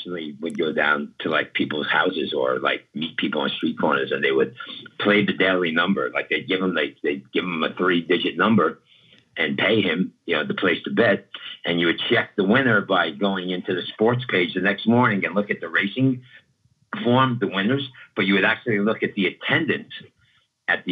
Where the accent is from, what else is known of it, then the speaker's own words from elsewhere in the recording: New York City, New York, United States; also born or lived in Southern California / Florida; now in California, United States; I was born in East New York, Brooklyn, in the 70s